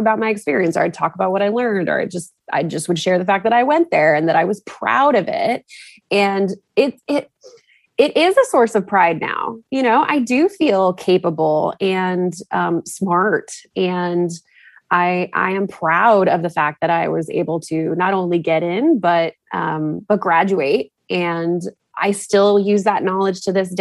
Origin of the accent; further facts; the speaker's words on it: Texas, United States; moved away as an adult; also born or lived in New England; I moved back to Texas probably 7 years ago